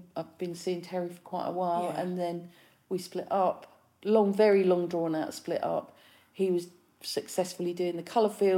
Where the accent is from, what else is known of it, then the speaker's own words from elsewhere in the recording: London, United Kingdom; moved away as an adult; also born or lived in East Midlands; now in Brighton, United Kingdom; I was born in London